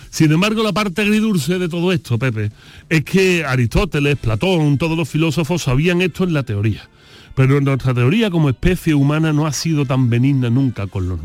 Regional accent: Utrera, Andalusia, Spain; allí en mi pueblo de Utrera

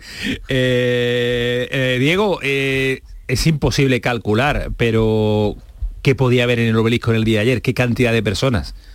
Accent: Andalusia, Spain; también aquí en España y en Andalucía

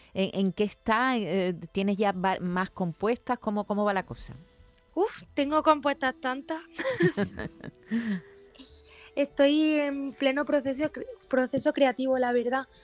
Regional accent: Pozoblanco, Andalusia, Spain; mi pueblo es la raíz de, de todo, de mi arte, de mi inspiración.

